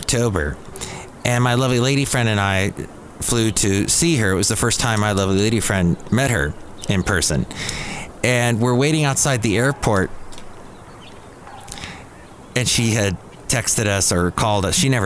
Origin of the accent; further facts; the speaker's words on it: United States; as an American